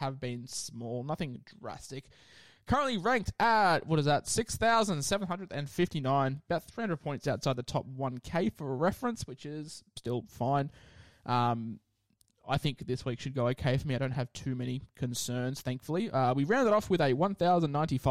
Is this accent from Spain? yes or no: no; Queensland, Australia; I'm a Queenslander